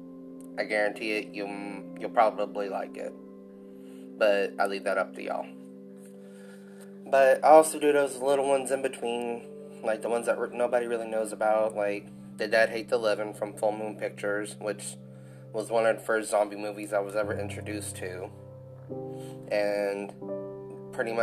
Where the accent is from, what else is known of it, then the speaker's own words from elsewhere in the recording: Louisiana, United States; I'm born and raised in Louisiana